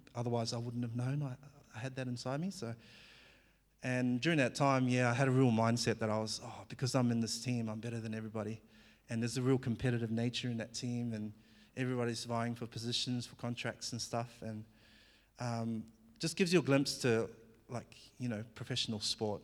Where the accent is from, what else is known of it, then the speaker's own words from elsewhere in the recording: New Zealand; accent: Kiwi; English is a second language; moved away as an adult; also born or lived in Fiji / Albury-Wodonga, Australia; now in Australia; I was born in Fiji, and I, um, grew up in New Zealand by the age of four, so I did all my schooling in New Zealand. So you might hear a bit of a, a Kiwi accent now and again